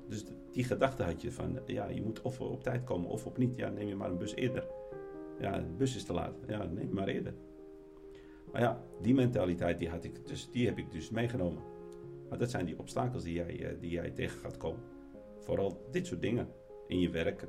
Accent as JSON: {"language": "Dutch", "country": "Netherlands", "tie": "born or raised there", "moved": "as an adult", "lives_now": "Morocco", "said": "En ik ben in Nederland opgevoed"}